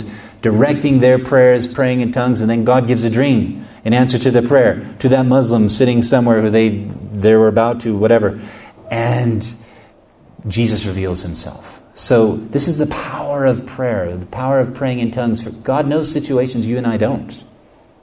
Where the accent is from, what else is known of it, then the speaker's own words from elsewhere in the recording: United States; I'm from the United States